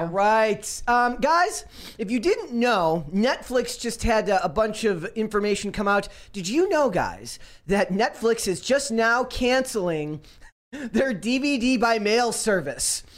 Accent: Minnesota, United States; I'm from Minnesota

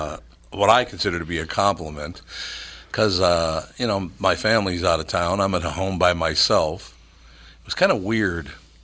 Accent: Minneapolis, Minnesota, United States; I learned that from growing up in North Minneapolis, though.

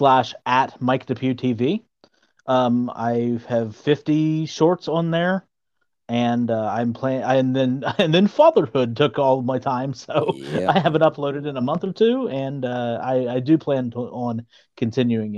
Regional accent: Southern Ohio, United States; accent: Southern Ohio; also born or lived in Point Pleasant, West Virginia / Arizona / Pennsylvania; my Southern Ohio accent

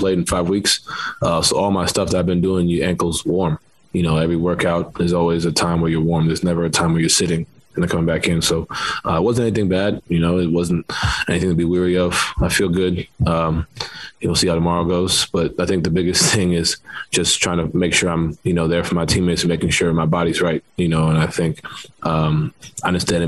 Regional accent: New York City, New York, United States; moved away; growing up in New York, I'm playing basketball, you know, in the city, that's every day

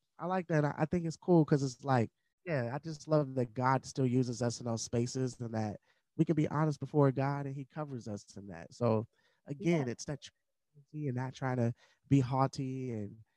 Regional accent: Madisonville, United States; I didn't come from the West Hills of West Virginia, but I grew up in Madisonville.

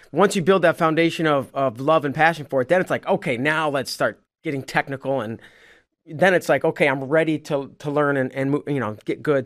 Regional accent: St. Louis, Missouri, United States; I'm from Saint Louis

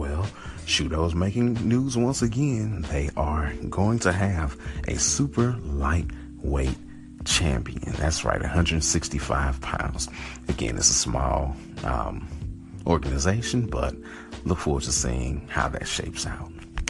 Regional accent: St. Louis, Missouri, United States; my hometown, born and bred, St. Louis.

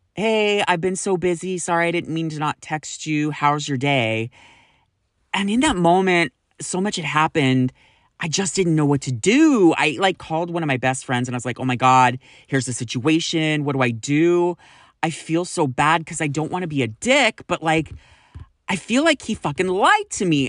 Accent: Sacramento, California, United States; moved away; I am originally from Sacramento

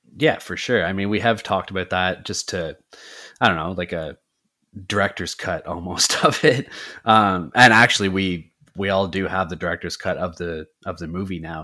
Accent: Canada; We are from the Great White North of Canada

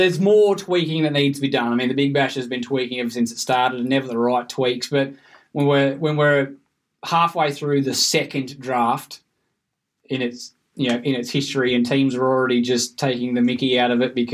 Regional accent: Bathurst, New South Wales, Australia; we're from Bathurst, we're only 2.5 hours away from the game

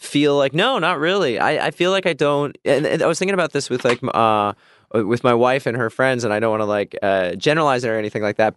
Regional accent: Midwest, United States; I grew up in the Midwest

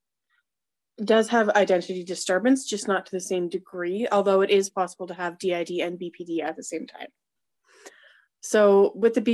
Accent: Canada; I'm from Canada

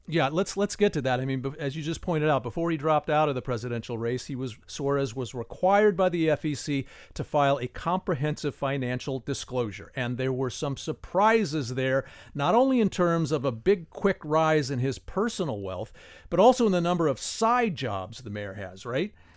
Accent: Indiana, United States; now in Miami, United States; I was born and raised in Indiana

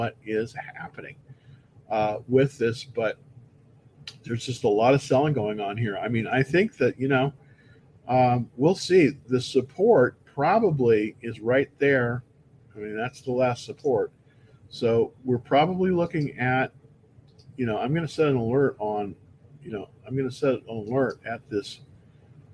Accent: Bay Area, California, United States; moved away as an adult; also born or lived in Palo Alto; now in Texas, United States; I'm born and raised in the Bay Area, born in Palo Alto, actually. But I came here to Texas in 2006

